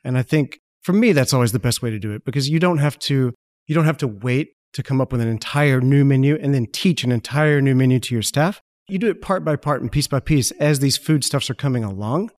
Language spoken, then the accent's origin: English; Malvern, Arkansas, United States; I grew up in Malvern, Arkansas